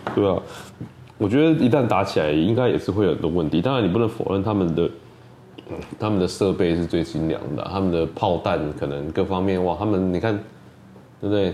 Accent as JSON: {"language": "Chinese", "country": "Taiwan", "said": "身为一个台湾人"}